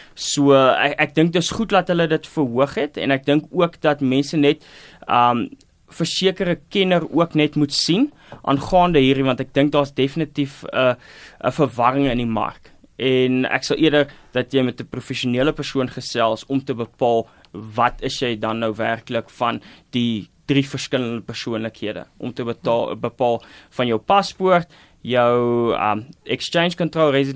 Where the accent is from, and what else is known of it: South Africa